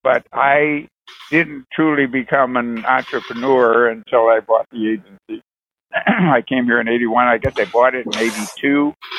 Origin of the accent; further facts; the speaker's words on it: Lakewood, Ohio, United States; moved away as an adult; also born or lived in Toledo, Ohio / Chicago / Los Angeles / Minneapolis; now in Houston, United States; Originally, I'm from Cleveland, Cleveland, Ohio, actually a suburb called Lakewood. And I was born and raised there many, many years.